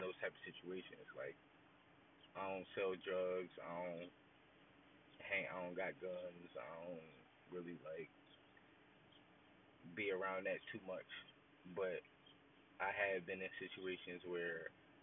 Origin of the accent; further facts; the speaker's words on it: Philadelphia, Pennsylvania, United States; I'm from Philly. I don't really rep no hood or gang in particular. I rep the whole 215.